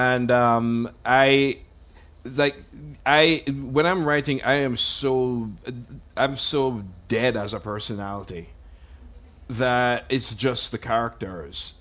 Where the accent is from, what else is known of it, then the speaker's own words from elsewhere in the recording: Jamaica; when I grew up in Jamaica in the 80s